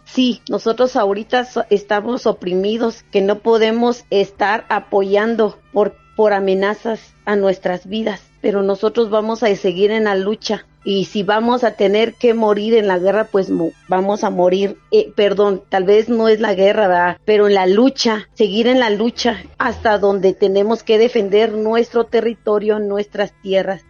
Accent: Palajunoj Valley, Quetzaltenango, Guatemala; mi pueblo, mi país

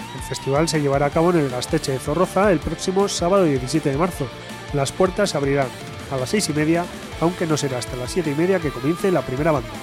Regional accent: Bilbao, Basque Country, Spain; los de Bilbao somos así

